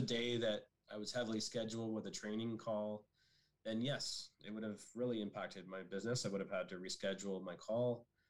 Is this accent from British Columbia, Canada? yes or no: no; Barrie, Ontario, Canada; I'm originally from the Barrie area, and growing up in Barrie in the 80s